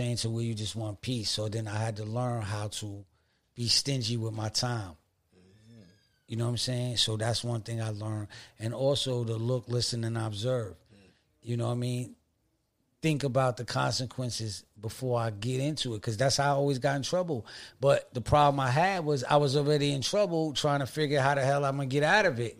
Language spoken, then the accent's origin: English; Stapleton Projects, New York, United States; I'm from Stables and Projects